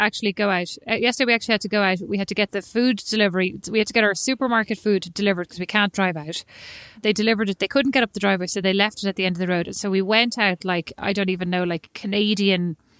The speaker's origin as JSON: {"language": "English", "country": "Ireland", "moved": "as an adult", "said": "I'm Irish"}